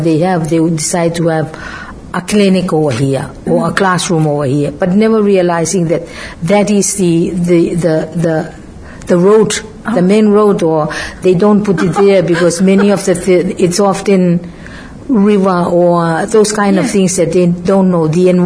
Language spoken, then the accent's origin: English; Kiribati; moved away as an adult; now in Fiji; I am from Kiribati.